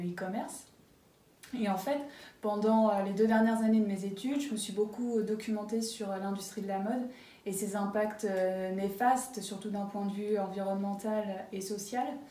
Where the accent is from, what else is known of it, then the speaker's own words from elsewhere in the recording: Varades, Pays de la Loire, France; moved away as an adult; also born or lived in Berlin, Germany; Je suis originaire de Varade, une petite, euh, commune entre, euh, Nantes et Angers